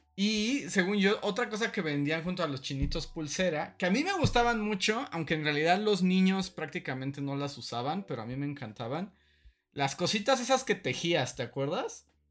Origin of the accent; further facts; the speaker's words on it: Veracruz, Mexico; cuando era niño y en Veracruz